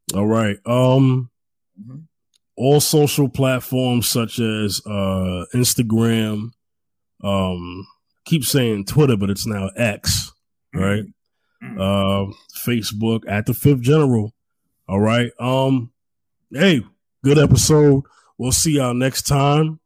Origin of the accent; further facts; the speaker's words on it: New York, United States; now in Houston, United States; I'm from New York, but I'm not there anymore